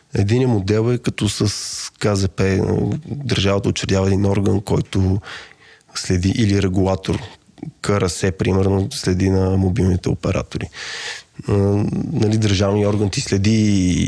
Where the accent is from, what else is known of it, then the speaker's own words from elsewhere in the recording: Bulgaria; сме българи